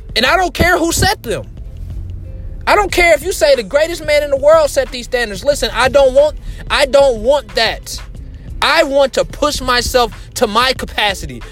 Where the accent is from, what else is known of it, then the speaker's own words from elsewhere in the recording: Indianapolis, Indiana, United States; I'm from Indianapolis.